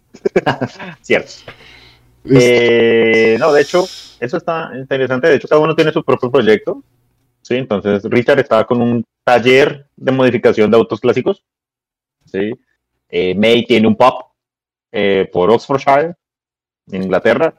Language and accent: Spanish; Colombia; nosotros que somos colombianos